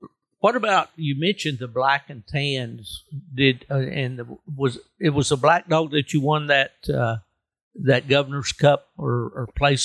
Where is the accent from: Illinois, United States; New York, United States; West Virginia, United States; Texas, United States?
West Virginia, United States; I was a city boy who grew up in the edge of a little old town there in West Virginia, and I could walk across the highway and be in the woods.